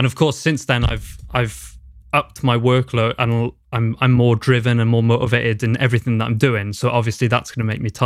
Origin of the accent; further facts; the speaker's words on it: Newport, Wales, United Kingdom; moved away as an adult; also born or lived in Carmarthen; now in Cardiff, United Kingdom; I grew up in Newport, I'm from Newport.